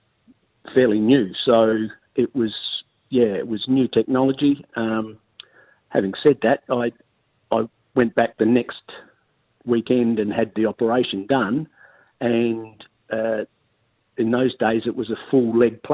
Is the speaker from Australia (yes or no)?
yes; Modbury, South Australia, Australia; I was a Modbury boy and played juniors at Modbury